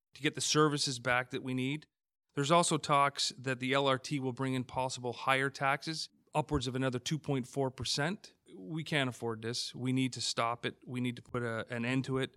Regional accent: Hamilton, Ontario, Canada; Born and raised in Hamilton, grew up on the West Mountain

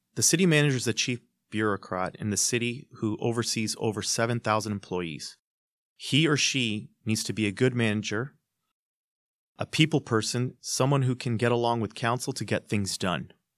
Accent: Hamilton, Ontario, Canada; I'm born and bred in Hamilton. I grew up here

